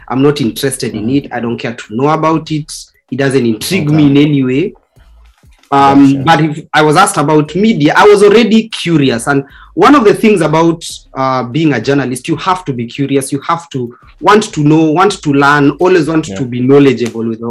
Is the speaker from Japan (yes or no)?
no; Kenya; being Kenyan